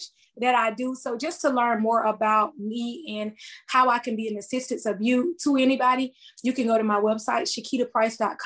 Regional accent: Lamar, South Carolina, United States; also born or lived in Florence, South Carolina; I am from Florence, but I am a native of Lamar, South Carolina.

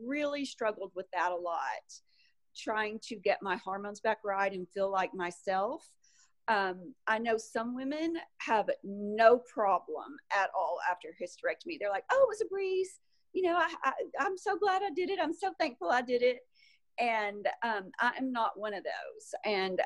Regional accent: Arkansas, United States; also born or lived in Salt Lake City, Utah / California; I am from Arkansas originally and still have a home there

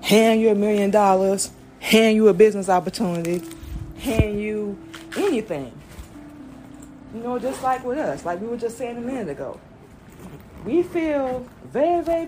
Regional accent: Florida, United States; also born or lived in Georgia; we grew up in Florida. We were born in Georgia. We moved to Florida. We were about one. Grew up there.

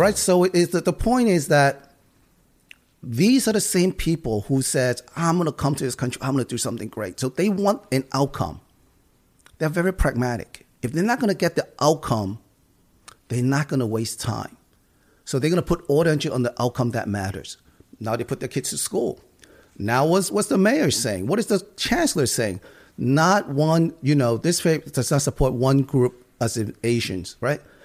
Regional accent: United States; I grew up in Chinatown. These are the people I grew up

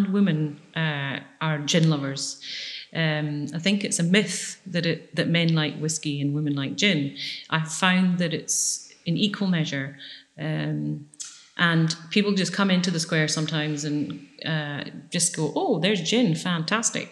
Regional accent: Oban, Scotland, United Kingdom; now in Islay, United Kingdom; I'm from the West Coast. I went to school in Oban

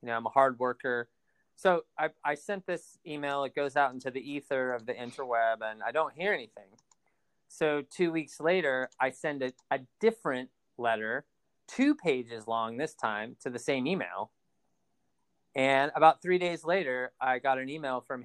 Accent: Escondido, California, United States; also born or lived in Minnesota / Bay Area; growing up in Escondido

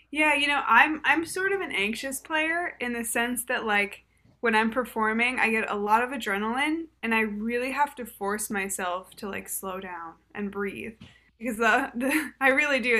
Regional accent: Boston, Massachusetts, United States; I'm from Boston.

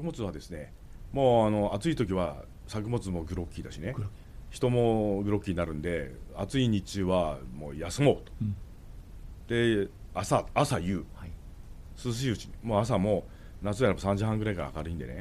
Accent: Tokachi, Hokkaido, Japan; 地元に帰ってきて

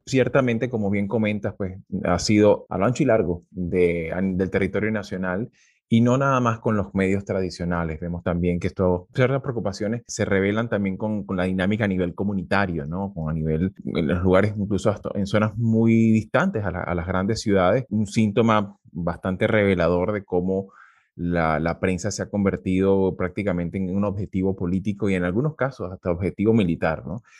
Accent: Venezuela; como venezolanos

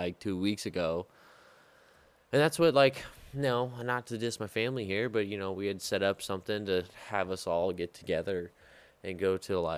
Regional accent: Midwest, United States; I'm from the Midwest

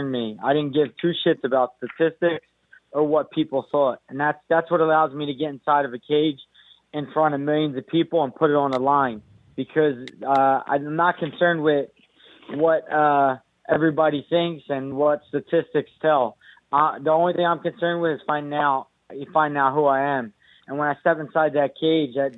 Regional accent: United States; I'm Irish. I'm Puerto Rican. But the fact remains, I'm from America and I'm American

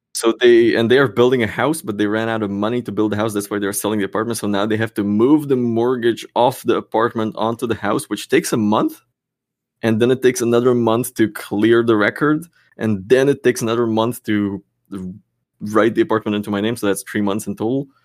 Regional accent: Slovakia; now in Czech Republic; I'm from Slovakia, which is two hours drive over the border

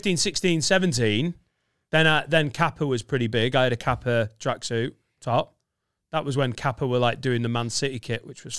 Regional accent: Australia; also born or lived in Italy; Yeah, I was raised in Australia. That's where I got my boomerang. And then my mum was like, right, we're moving to Italy because you're so good at tennis.

